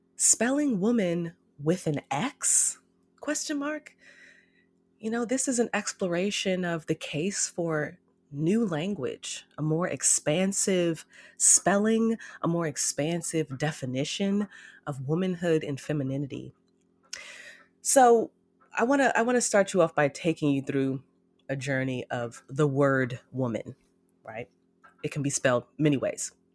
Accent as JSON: {"language": "English", "country": "United States", "said": "I'm an American Black woman."}